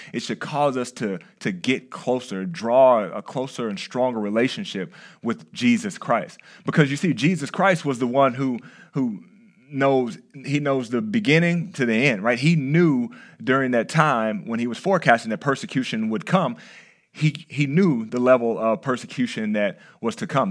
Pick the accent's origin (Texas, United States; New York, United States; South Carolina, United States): Texas, United States; now in California, United States; I'm from Texas